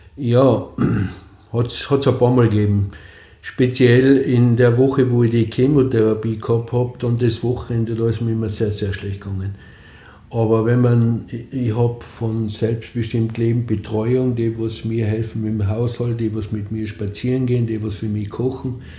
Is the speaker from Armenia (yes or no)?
no; Austria; moved away as an adult; also born or lived in Vienna, Austria; now in Lienz, Austria; Ich bin aufgewachsen im Grafnanger, habe da meine Jugend verbracht, bis ich dann noch beruflich äh, nach Wien gegangen bin.